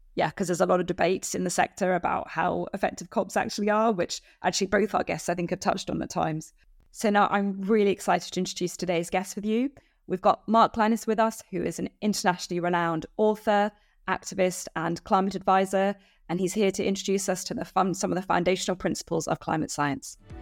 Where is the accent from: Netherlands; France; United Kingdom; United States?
United Kingdom; as a British citizen